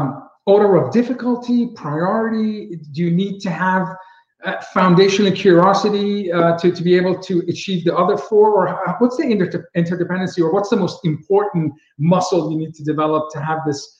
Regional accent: Boston, Massachusetts, United States; I'm from Boston, so beans speaks to me.

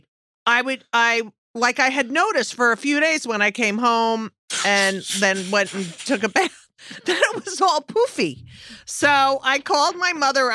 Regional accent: New Jersey, United States; I grew up in New Jersey

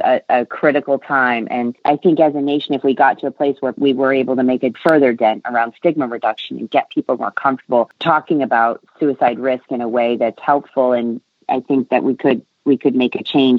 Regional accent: New England, United States; I grew up on Navy bases around the world and largely in New England and towards his latter years.

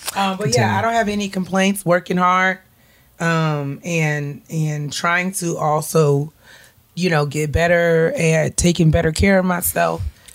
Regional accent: New York, United States; it's a different world for those of us who we grew up in New York.

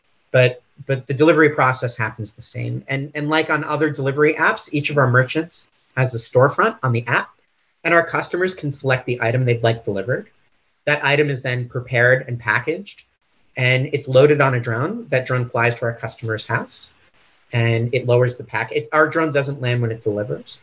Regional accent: United States; moved away as an adult; also born or lived in Washington, D.C.; now in Sydney, Australia; I was born in the United States

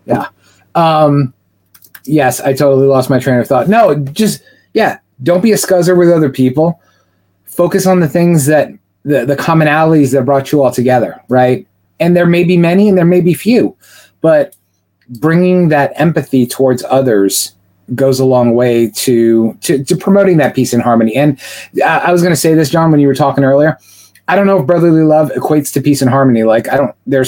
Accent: United States; we as American Masons

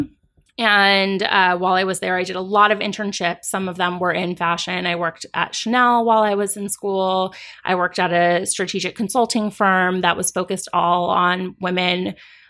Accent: Los Angeles, California, United States; moved away as an adult; now in New York City, United States; I was born and raised in Los Angeles. I moved to New York City 17 years ago this summer

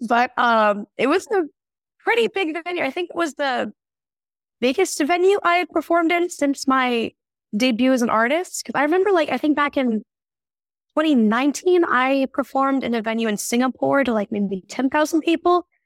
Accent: Tulsa, Oklahoma, United States; first language English; now in South Korea; my hometown is Tulsa

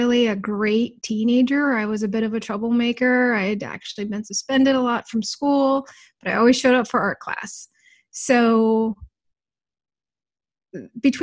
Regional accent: Fairbanks, Alaska, United States; I grew up in Fairbanks. So Fairbanks, Alaska is this tiny little

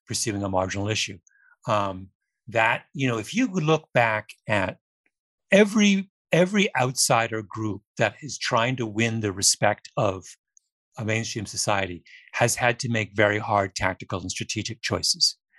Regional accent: Canada; I'm Canadian

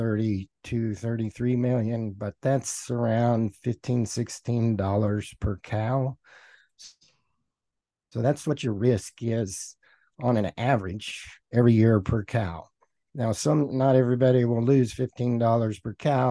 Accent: Oklahoma Panhandle, United States; moved away; also born or lived in Hugoton, Kansas; I grew up in the Oklahoma Panhandle

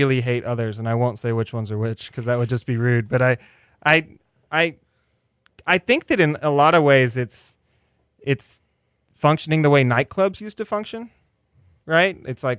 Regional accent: Northeast, United States; We're going to play this because I'm from the Northeast.

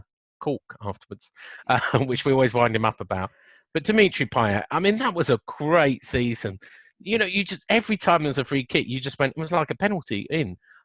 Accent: Chessington, London, United Kingdom; born there; I was born in Chesington.

